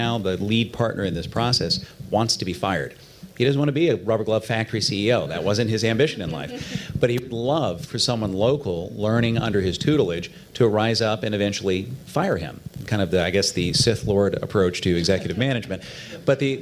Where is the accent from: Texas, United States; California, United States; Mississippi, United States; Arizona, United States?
Texas, United States; moved away as an adult; now in New York, United States; my home state of Texas, where I lived for 30 years. I'm New Yorker for the last 10